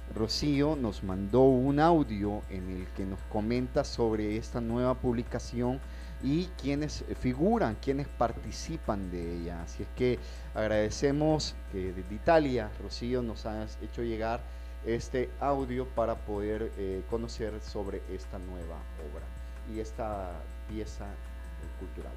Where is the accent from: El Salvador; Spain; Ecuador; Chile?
El Salvador